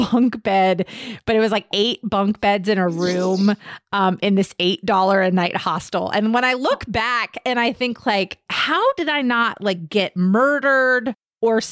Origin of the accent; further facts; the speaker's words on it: Virginia, United States; I grew up in Virginia